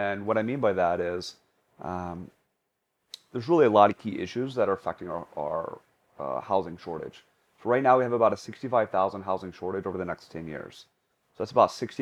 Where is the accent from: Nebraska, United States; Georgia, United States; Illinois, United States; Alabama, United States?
Alabama, United States; Birmingham; moved away as an adult; now in Hawaii, United States; I grew up on Red Mountain. And Red Mountain where? In Birmingham, Alabama